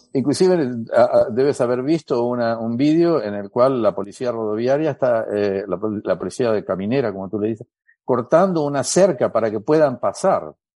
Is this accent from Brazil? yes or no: yes; Brazil; Spanish is a second language; soy brasilero